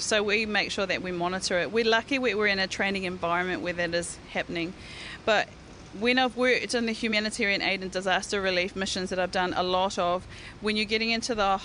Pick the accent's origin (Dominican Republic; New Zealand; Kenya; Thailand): New Zealand; as New Zealanders